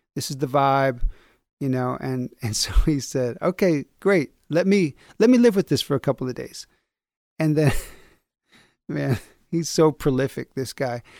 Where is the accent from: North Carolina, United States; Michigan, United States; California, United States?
Michigan, United States; Battle Creek; also born or lived in New York; now in Kalamazoo, United States; I'm from Battle Creek, home of Kellogg's